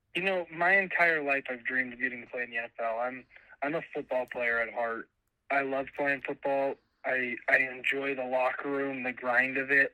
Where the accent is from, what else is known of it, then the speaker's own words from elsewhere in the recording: Phoenix, Arizona, United States; moved away as an adult; now in Moscow, Idaho, United States; I'm from Phoenix, Arizona, and it's freaking freezing